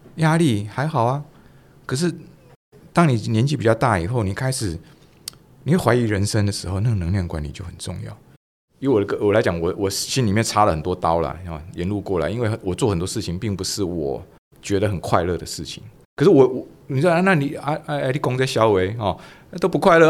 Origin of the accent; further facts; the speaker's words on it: Taiwan; 尤其我们台湾人的这种文化